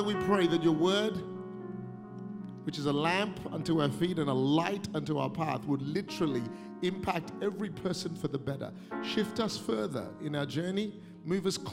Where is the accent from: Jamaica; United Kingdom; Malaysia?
Malaysia; also born or lived in Singapore; now in Australia; I was born in Singapore, grew up in Malaysia, Indian origin, but been an Australian for 30 years.